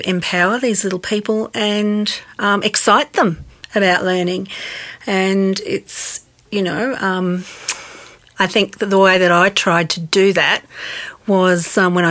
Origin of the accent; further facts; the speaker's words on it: Queensland, Australia; moved away as an adult; now in Tasmania, Australia; being a Queenslander